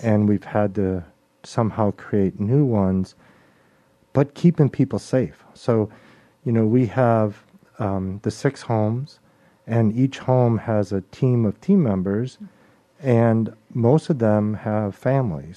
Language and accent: English; Chicago, Illinois, United States; now in Mobile, United States; I was born and raised in Chicago, Illinois